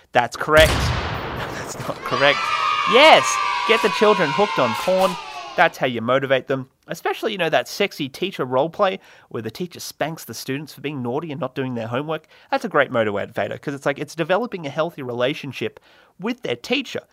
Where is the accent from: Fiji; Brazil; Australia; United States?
Australia; I'm from Australia